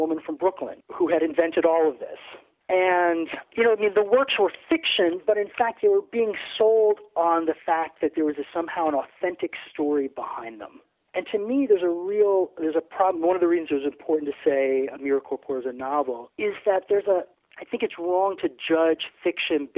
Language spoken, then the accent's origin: English; Aruba; moved away; also born or lived in New Jersey, United States; I grew up in Aruba, actually, which is off the island off the coast of Venezuela